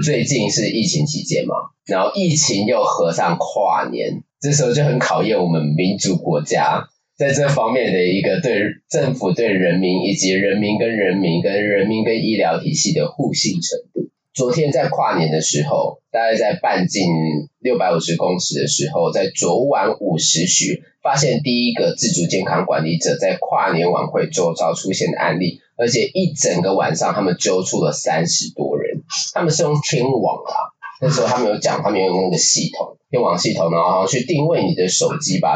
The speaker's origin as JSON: {"language": "Chinese", "region": "Taipei", "country": "Taiwan", "tie": "born or raised there", "said": "我是土生土长的土台北人"}